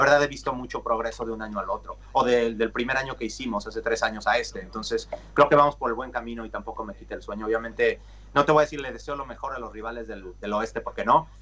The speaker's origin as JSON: {"language": "Spanish", "country": "Mexico", "first_language": "Spanish", "moved": "yes", "lives_now": "Los Angeles, United States", "said": "yo soy mexicano y tuve familia en el hockey"}